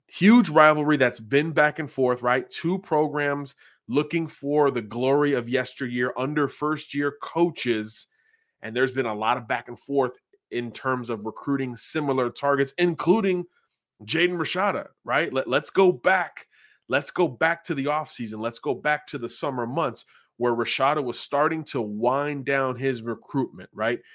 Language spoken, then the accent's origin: English; Florida, United States; I'm from the Sunshine State